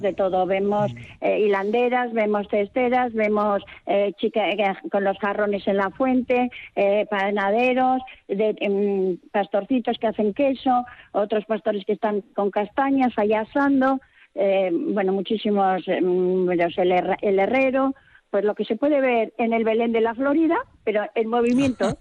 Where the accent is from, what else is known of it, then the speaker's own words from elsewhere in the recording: Sarria, Basque Country, Spain; una vecina más del pueblo de Sarria